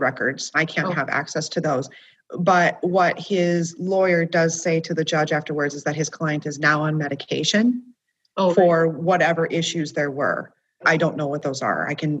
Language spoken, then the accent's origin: English; Minot, North Dakota, United States; I'm from Minot